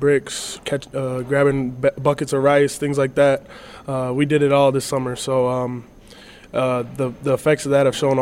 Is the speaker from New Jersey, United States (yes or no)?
no; St. Cloud, Minnesota, United States; my hometown